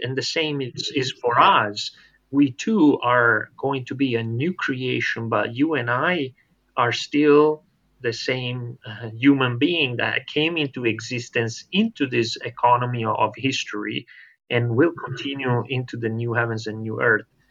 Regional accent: Italy; now in Loma Linda, United States; I'm originally from Italy

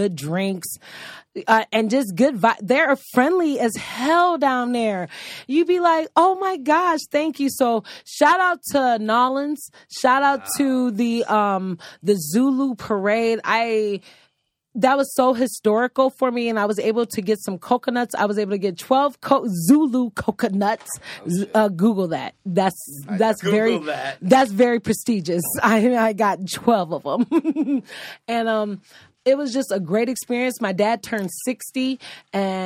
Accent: Lorain, Ohio, United States; moved away as an adult; now in Phoenix, United States; I am from Lorain, Ohio. I've been here in the Valley of Phoenix for 10 years

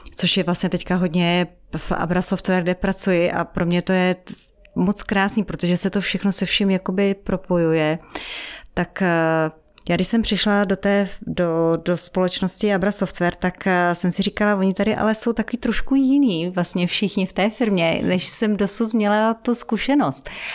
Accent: Czechia; also born or lived in Africa / Israel; jsem z České republiky

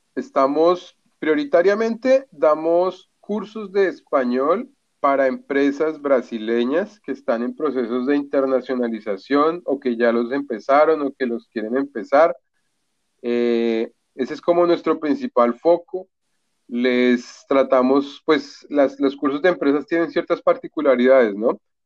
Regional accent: Bogotá, Colombia; moved away as an adult; now in Florianópolis, Brazil; Yo soy de Bogotá

